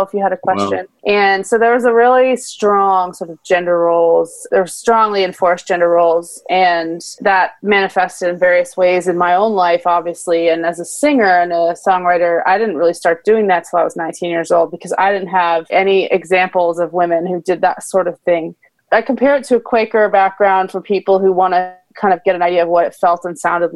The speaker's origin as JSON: {"language": "English", "region": "New Jersey", "country": "United States", "tie": "born or raised there", "said": "I'm from New Jersey, not too far from where you teach"}